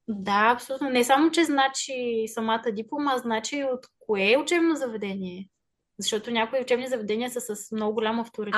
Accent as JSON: {"language": "Bulgarian", "town": "Sofia", "region": "Sofia City", "country": "Bulgaria", "also_born_or_lived": "Yablanitsa (mother's origin)", "moved": "as an adult", "lives_now": "United States", "said": "Аз съм от София"}